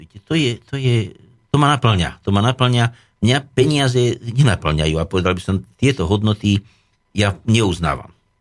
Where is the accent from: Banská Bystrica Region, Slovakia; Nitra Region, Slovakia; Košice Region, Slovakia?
Nitra Region, Slovakia; Nemčiňany; Moja rodná obec je Nemčinany alebo čas Rožnica, kedy si bola Rožnica, to bola ozaj dedinka v údolí, kde teda líšky dávali dobrú noc, kde som ako malý chlapec som pásol húsky, kravičky.